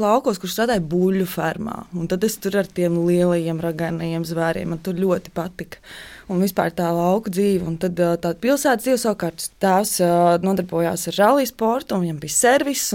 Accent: Kuldīga, Kuldīga Municipality, Latvia; Es esmu dzimusi un augusi Kuldīgā, brīnišķīgā pilsētā.

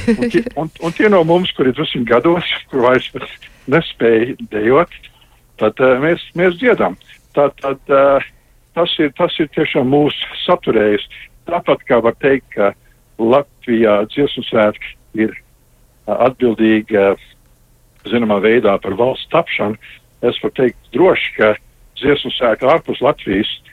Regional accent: Canada; es dzimu Kanādā, Kanāda deva manai ģimenei patvērumu, man, man izglītību un karjeru

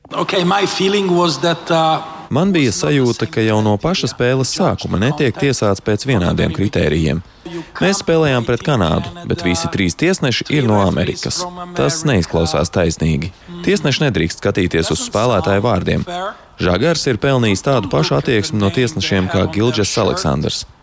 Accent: Latvia; Nu, tagad uz mirklīt aizmirstam, ka esam latvieši

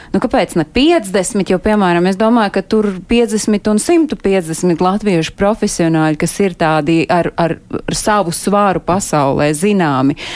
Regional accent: Rēzekne, Latgale, Latvia; born there; es esmu dzimusi Latvijā Latvijā, Rēzeknē, un es uzskatu, ka dažas lietas dzīvē nedrīkst aizmirst, un tās arī nevar mainīt.

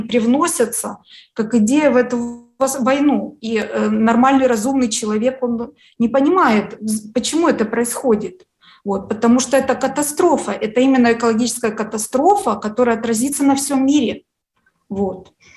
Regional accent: Ukraine; вот я русскоязычный человек, украинка

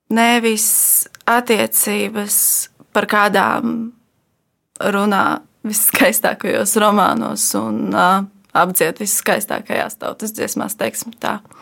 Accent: Ogre, Ogre Municipality, Latvia; es nāku no mazas pilsētas. Uh, es nāku no Ogres

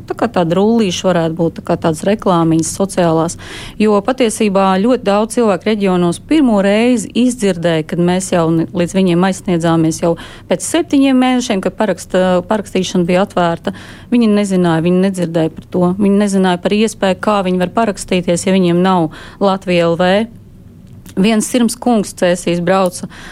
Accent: Latvia; Es esmu dzimusi Latvijā, visu savu mūžu esmu nodzīvojis Latvijā tieši tāpat kā mani senči.

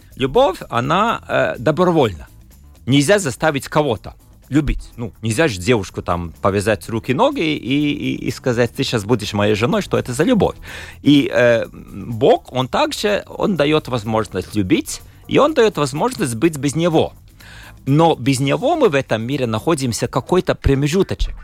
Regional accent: Latgale, Latvia; С детства я был из Латгалии

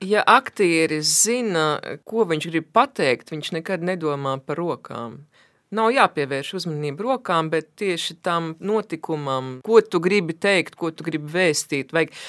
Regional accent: Baldone, Latvia; esmu no Baldonas

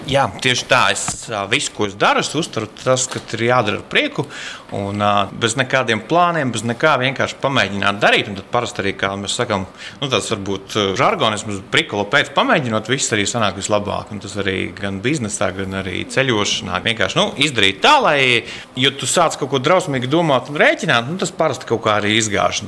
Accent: Rudzāti, Līvāni Municipality, Latvia; now in Poland; Es esmu dzimis Rudzātos, tas ir Līvāna puse

